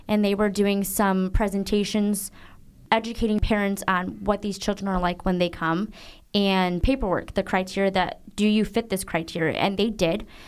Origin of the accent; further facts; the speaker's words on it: Zeeland, Michigan, United States; also born or lived in Guangzhou, China; I grew up in Zealand, Michigan.